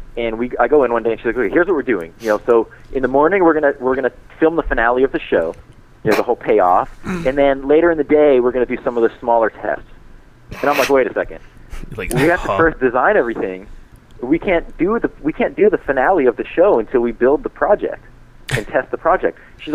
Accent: Boston, Massachusetts, United States; we're both from the East Coast. You know, I'm from Boston

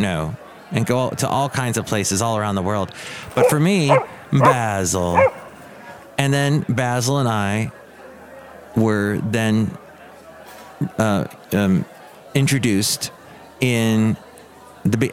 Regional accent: Van Nuys, California, United States; moved away as an adult; also born or lived in Ventura, California / Oxnard, California / Alabama; now in Bay Area, United States; I'm originally from Southern California. Van Nuys, then Ventura

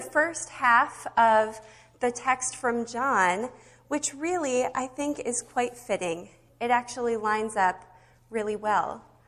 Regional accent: Nebraska, United States; now in Minnesota, United States; growing up in Nebraska on the Windy Prairie

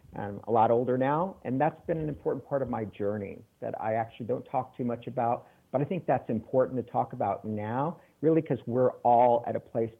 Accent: San Antonio, Texas, United States; also born or lived in Mexico City / Taiwan; now in Chicago, United States; I'm originally from Texas, San Antonio, one of six kids, and grew up in a family where education was very important

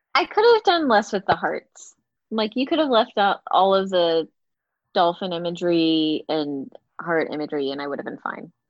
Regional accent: Galveston, Texas, United States; growing up in Galveston, the Gulf is brown

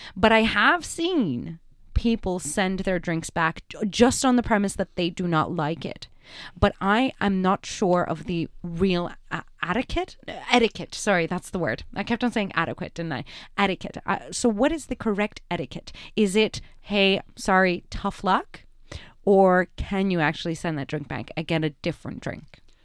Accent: Canada; I'm a Canadian.

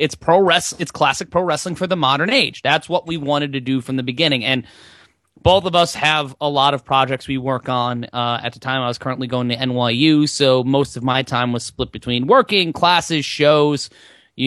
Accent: New York City, New York, United States; I'm from New York City

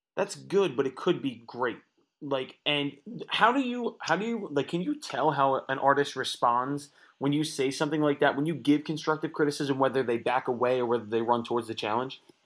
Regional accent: Philadelphia, Pennsylvania, United States; moved away; also born or lived in Nashville; I was born in Philadelphia. I was raised in Philadelphia

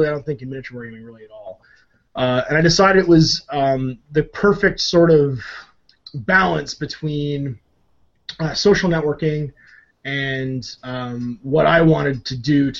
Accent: Canada; I'm Canadian

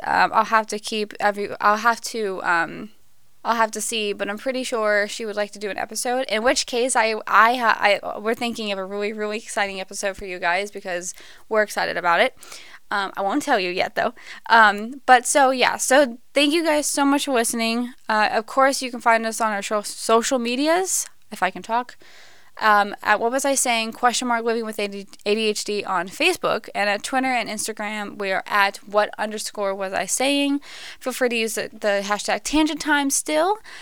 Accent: United States; we as the American people

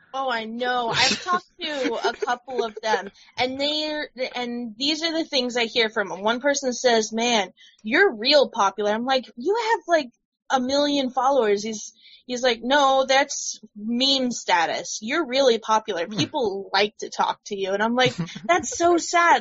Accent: United States; I'm American

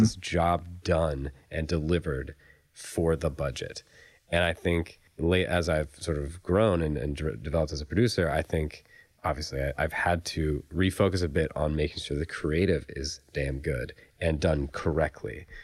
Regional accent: Raleigh, North Carolina, United States; now in Los Angeles, United States; I'm from Raleigh, North Carolina.

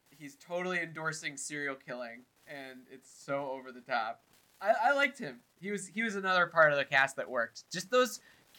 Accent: New York, United States; growing up in New York, I've been in many of those.

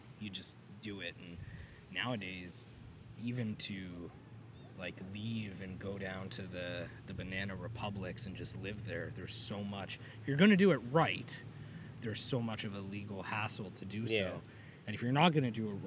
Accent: Canada

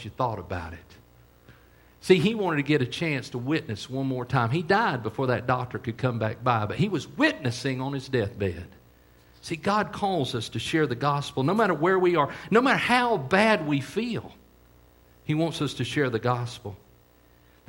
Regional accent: United States; I'm an American.

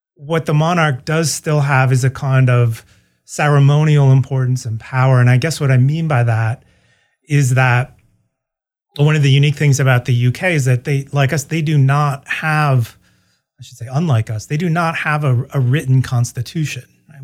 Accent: Ann Arbor, Michigan, United States; moved away as an adult; also born or lived in St. Louis, Missouri; I'm a Midwesterner by background. I grew up in, uh, Michigan, uh, Ann Arbor, Michigan.

